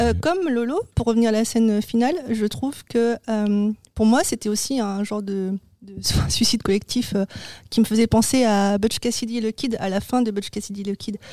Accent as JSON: {"language": "French", "country": "France", "said": "chez nous en France"}